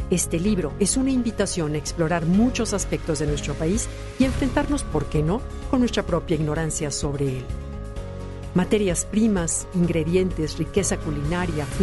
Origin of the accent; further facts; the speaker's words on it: Mexico; aquello que nos une, enriquece y hace sentir orgullosos como mexicanos.